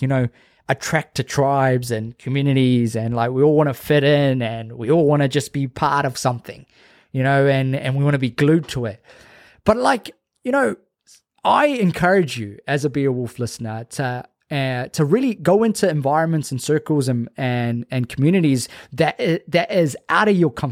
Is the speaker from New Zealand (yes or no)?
yes; Auckland, New Zealand; growing up in South Auckland